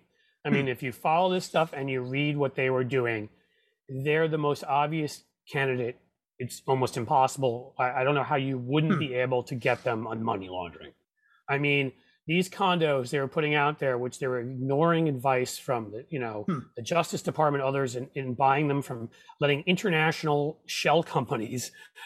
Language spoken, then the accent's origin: English; New York, United States; I grew up in New York. I'm a Yankees fan.